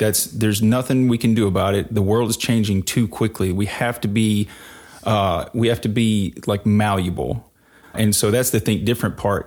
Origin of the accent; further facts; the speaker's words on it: rural Mississippi, United States; now in Nashville, United States; I grew up in rural Mississippi in the woods